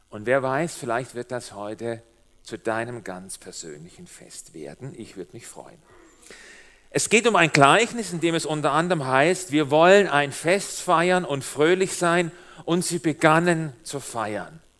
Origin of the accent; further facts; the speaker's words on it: Baden-Württemberg, Germany; also born or lived in Switzerland; mein komischer Dialekt, so klingt das, wenn ein Schwabe der sehr lange Zeit in der Schweiz gelebt hat, jetzt versucht, Hochdeutsch zu reden. Es geht nicht. Als wir vor vier Jahren hierher gezogen sind aus der Schweiz